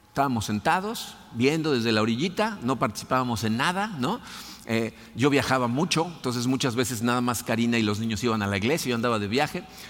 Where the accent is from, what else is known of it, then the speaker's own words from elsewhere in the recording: Mexico City, Mexico; moved away; crecí en la Ciudad de México católico